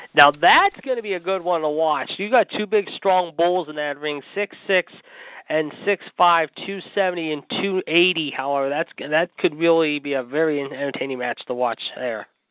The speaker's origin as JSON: {"language": "English", "town": "Pittsburgh", "region": "Pennsylvania", "country": "United States", "tie": "born or raised there", "said": "from Pittsburgh, my hometown"}